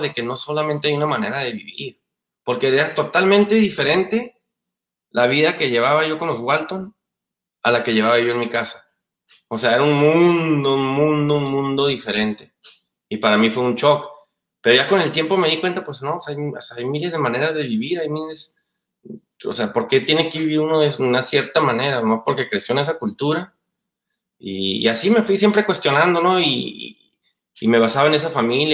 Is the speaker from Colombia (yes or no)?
no; Mexico; moved away; Aunque mi papá es americano, pero pues yo crecí en México